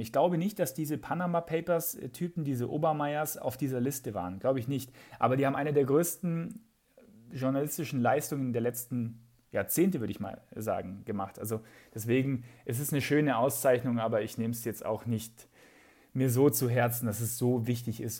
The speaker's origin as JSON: {"language": "German", "town": "Aichach", "region": "Bavaria", "country": "Germany", "tie": "born or raised there", "also_born_or_lived": "Munich", "accent": "Bavarian", "said": "in Eichach, äh, wo ich aufgewachsen bin"}